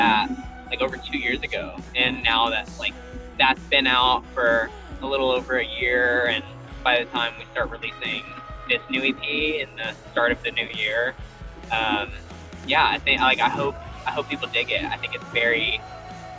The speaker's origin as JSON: {"language": "English", "region": "Southern California", "country": "United States", "moved": "yes", "lives_now": "Nashville, United States", "said": "we're both from Southern California"}